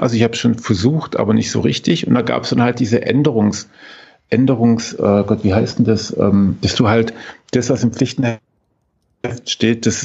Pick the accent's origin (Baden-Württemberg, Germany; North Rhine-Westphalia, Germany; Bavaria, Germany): Baden-Württemberg, Germany; Ähm, als Schwabe, ne?